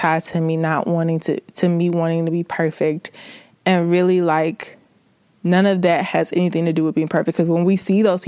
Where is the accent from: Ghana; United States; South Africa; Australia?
United States; the South; I'm from the South. I'm country as a mug.